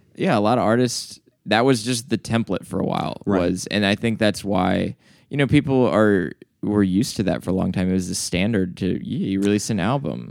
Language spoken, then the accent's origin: English; the South, United States; I was like 14, growing up in the South as a white dude